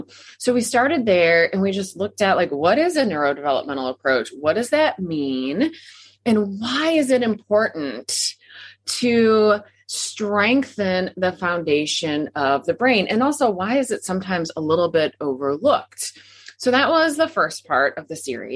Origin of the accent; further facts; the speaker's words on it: Midwest, United States; moved away; also born or lived in Texas; growing up in the Midwest